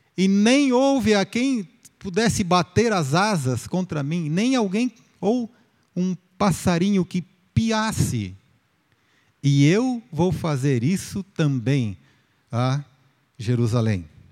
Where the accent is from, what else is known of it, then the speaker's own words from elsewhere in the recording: Marília, São Paulo, Brazil; also born or lived in Campinas; Eu nasci em Marília